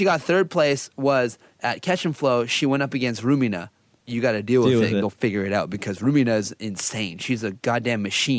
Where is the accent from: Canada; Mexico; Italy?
Canada; I'm a Canadian, right? So it's very not Japanese.